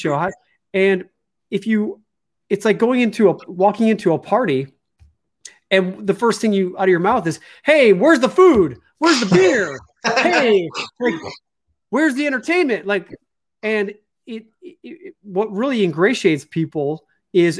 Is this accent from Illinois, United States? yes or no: yes; Chicago, Illinois, United States; moved away; I'm from Chicago